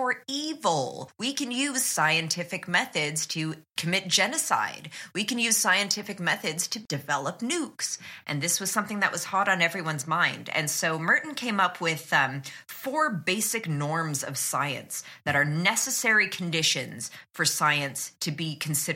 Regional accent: Canada; I'm Canadian

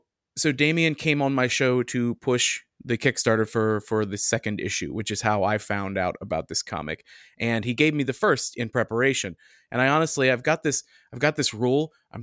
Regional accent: United States; as an American.

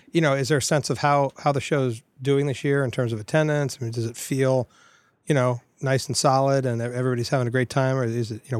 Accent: Florida, United States; moved away; And I grew up in Florida, so I need to get back there.

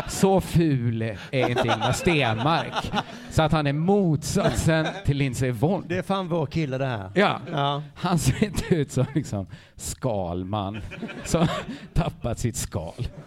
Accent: Sweden; vi är väl ändå svenskar?

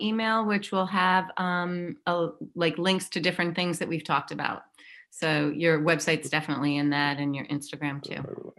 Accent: New York City, New York, United States; I'm a Brooklynite at heart, and I'm a New Yorker.

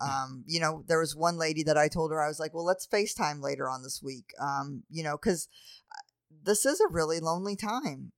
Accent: New Orleans, Louisiana, United States; moved away; I grew up in New Orleans

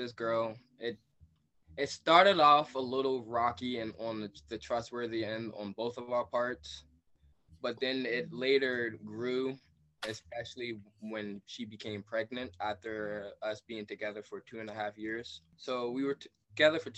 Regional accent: Maryland, United States; I'm from Maryland

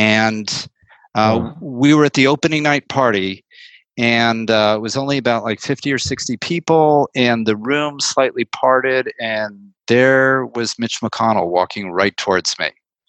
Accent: San Francisco, California, United States; I said, I am from San Francisco, California, sir.

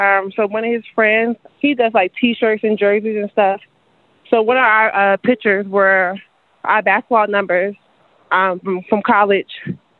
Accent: North Carolina, United States; moved away as an adult; now in DMV area, United States; I'm originally from North Carolina. I moved to the DMV area in 2011.

